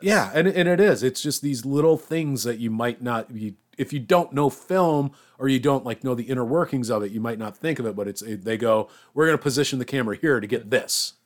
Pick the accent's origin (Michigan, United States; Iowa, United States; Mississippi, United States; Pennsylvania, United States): Iowa, United States; moved away; I'm from Iowa